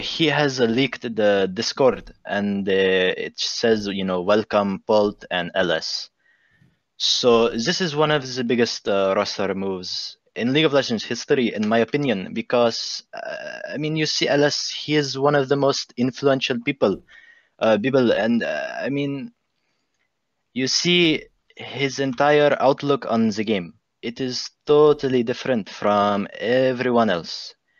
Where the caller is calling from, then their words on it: Baghdad, Baghdad Governorate, Iraq; English is a second language; I'm coming Baghdad, Iraq.